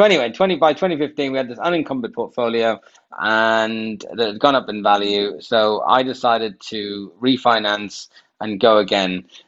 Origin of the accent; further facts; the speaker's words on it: Durham, North East England, United Kingdom; now in London, United Kingdom; I am originally from Durham in the northeast. That's where I grew up.